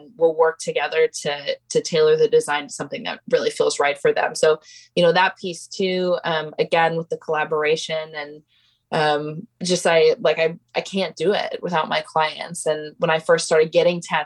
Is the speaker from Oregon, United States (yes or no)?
yes; Portland, Oregon, United States; I grew up in Portland, very involved in a number of art communities